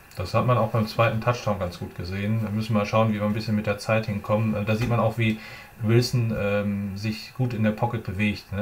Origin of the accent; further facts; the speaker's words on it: North Rhine-Westphalia, Germany; ich bin Ostwestfale